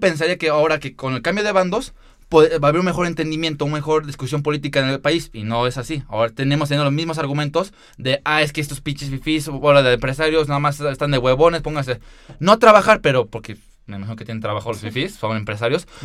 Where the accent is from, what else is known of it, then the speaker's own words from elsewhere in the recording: Mexico; como mexicanos